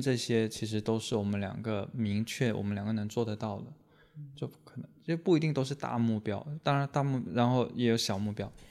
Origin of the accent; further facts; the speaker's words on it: Guangdong, China; now in Guangzhou, China; 来自超上